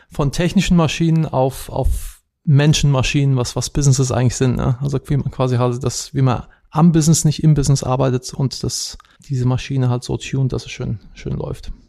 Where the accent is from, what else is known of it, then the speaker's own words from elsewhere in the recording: Wiesbaden, Hesse, Germany; moved away as an adult; now in United States; Ich bin ursprünglich aus Wiesbaden, bin aber schon seit 2009 nicht mehr in Deutschland.